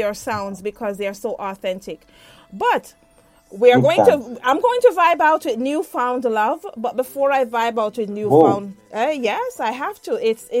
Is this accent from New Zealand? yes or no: no; Jamaica; I was born in Jamaica